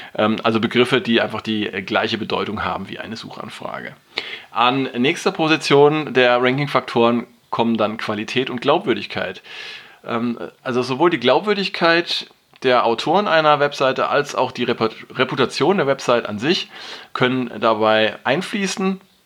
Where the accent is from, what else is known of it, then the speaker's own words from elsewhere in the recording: Germany; bei uns in Deutschland